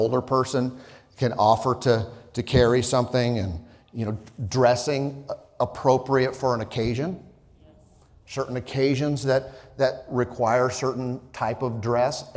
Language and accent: English; Southern California and then Idaho, United States; moved away; I grew up in, you know, Southern California and then Idaho